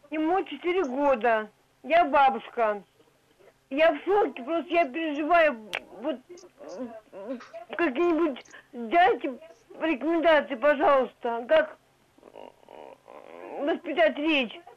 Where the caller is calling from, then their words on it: Nizhny Novgorod, Nizhny Novgorod Oblast, Russia; Я звоню из Нижнего Новгорода.